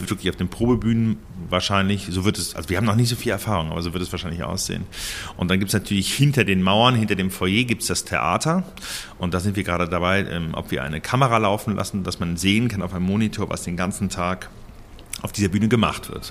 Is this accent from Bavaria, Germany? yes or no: no; between Cologne and Bonn, North Rhine-Westphalia, Germany; also born or lived in Berlin / Lucerne; now in Basel, Switzerland; ich bin in Köln geboren, in der Klinik und bin zwischen Köln und Bonn auf dem Land aufgewachsen